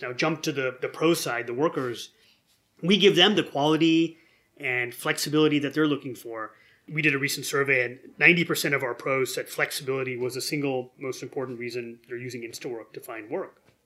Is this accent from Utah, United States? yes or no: no; near Detroit, Michigan, United States; I grew up near Detroit.